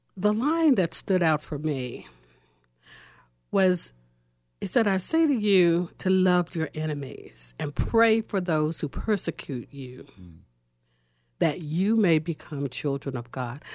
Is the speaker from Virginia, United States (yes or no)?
yes; Norfolk, Virginia, United States; moved away as an adult; now in Columbus, United States; I came to Columbus, Ohio in two thousand five. I'm originally from Norfolk, Virginia.